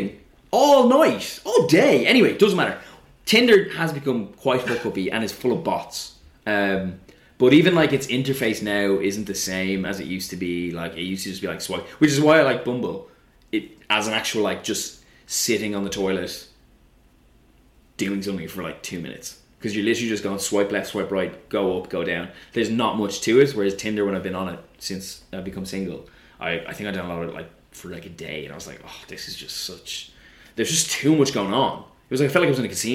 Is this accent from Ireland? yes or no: yes; Ireland; now in London, United Kingdom; as an Irish person